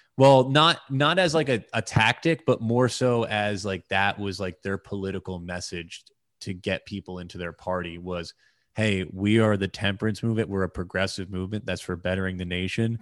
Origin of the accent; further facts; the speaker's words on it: United States; as an American